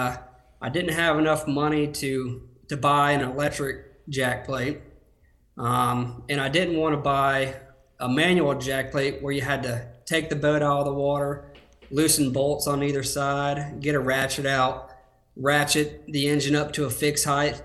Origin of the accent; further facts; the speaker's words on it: Tallahassee, Florida, United States; born and raised in Florida